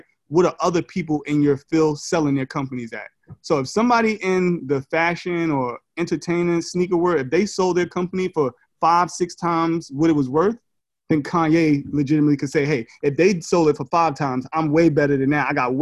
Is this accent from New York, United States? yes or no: yes; New York City, New York, United States; I'm from Brooklyn.